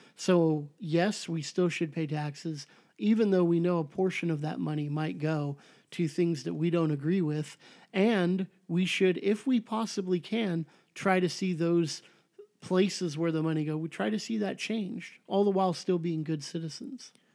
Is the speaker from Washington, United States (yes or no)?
no; Southern California, United States; I'm from Southern California, I say the before the freeway